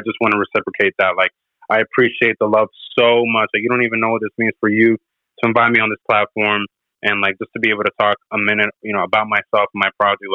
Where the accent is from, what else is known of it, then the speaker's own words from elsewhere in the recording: Orlando, Florida, United States; moved away as an adult; also born or lived in Moca, Puerto Rico / Aguada, Puerto Rico / Philadelphia, Pennsylvania; now in Miami, United States; I was raised in Orlando from like age 6 to 18 before moving to Philadelphia